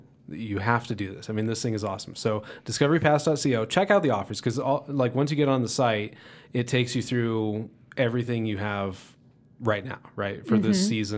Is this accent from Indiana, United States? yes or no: yes; Indiana, United States; now in Colorado, United States; I'm from Indiana, so I'm not a native.